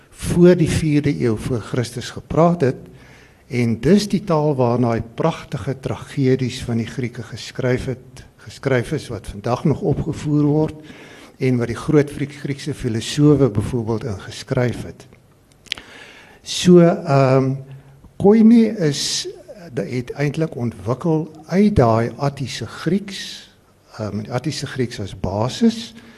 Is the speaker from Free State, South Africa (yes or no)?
yes; Free State, South Africa; ek is 'n gebore Vrystaater